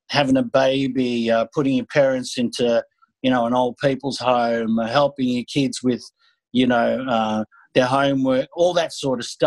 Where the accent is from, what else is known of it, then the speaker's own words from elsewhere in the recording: Australia; I'm a Greek Australian